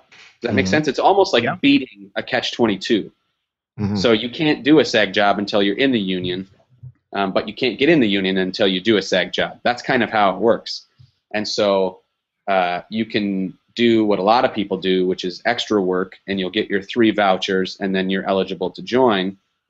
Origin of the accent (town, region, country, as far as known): Wisconsin, United States; moved away as an adult; now in Los Angeles, United States